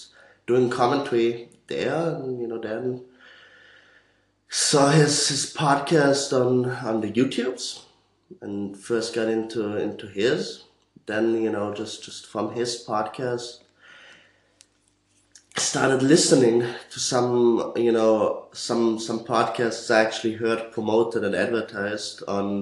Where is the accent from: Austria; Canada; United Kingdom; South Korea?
Austria; also born or lived in Vienna; I'm from Austria, studying